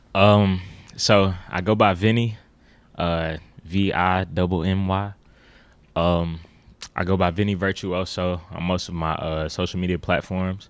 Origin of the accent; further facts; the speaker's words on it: Memphis, Tennessee, United States; I grew up uh, Orange Mound, uh, Midtown, South Memphis